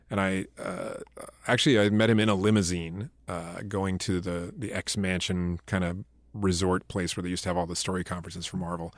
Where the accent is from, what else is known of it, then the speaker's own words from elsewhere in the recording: Biloxi, Mississippi, United States; I'm from Biloxi, Mississippi.